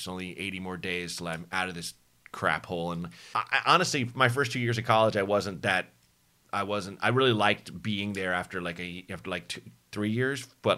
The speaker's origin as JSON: {"language": "English", "town": "Portland", "region": "Oregon", "country": "United States", "tie": "born or raised there", "also_born_or_lived": "Chicago", "moved": "yes"}